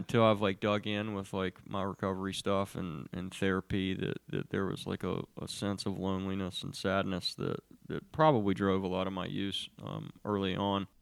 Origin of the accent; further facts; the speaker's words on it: Charlotte, North Carolina, United States; I grew up, I grew up here in Charlotte